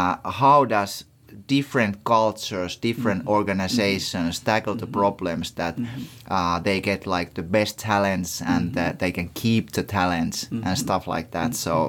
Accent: Tanzania; I'm the … from Tanzania

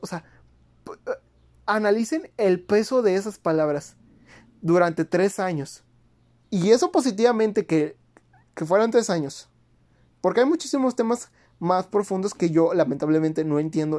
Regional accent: Mexico

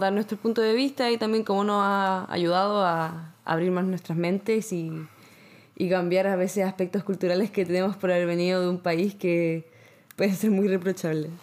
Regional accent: Santiago, Santiago Metropolitan Region, Chile; moved away as an adult; now in Montreal, Canada; Yo soy de La Reina, también de Santiago

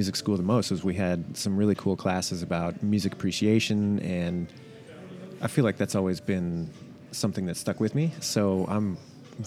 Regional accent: Canada; moved away as an adult; also born or lived in San Francisco, California; now in San Francisco Bay Area, United States; I was born in Canada, moved to San Francisco when I was about 20 years old

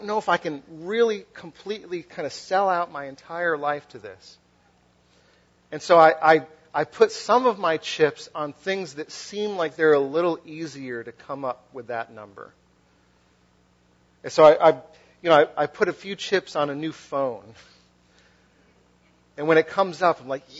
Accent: Western Massachusetts, United States; also born or lived in Philadelphia; now in New Jersey, United States; I'm from New England. I'm from like Western Massachusetts.

